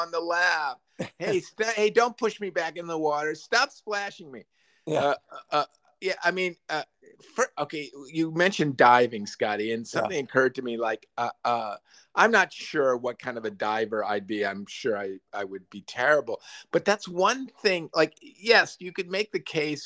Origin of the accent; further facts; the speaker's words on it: near Lake Michigan, Northern Illinois, United States; I grew up near Lake Michigan.